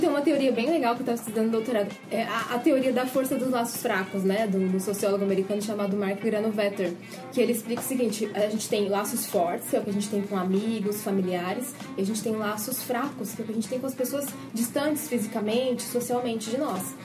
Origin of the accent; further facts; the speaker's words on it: Bauru, São Paulo, Brazil; accent: caipira; Eu sou de Bauru, São Paulo.